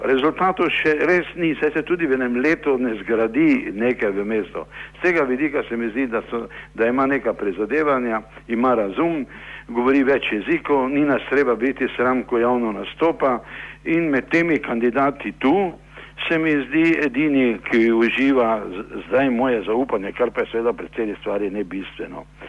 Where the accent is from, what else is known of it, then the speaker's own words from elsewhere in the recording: Maribor, Slovenia; smo Mariborčani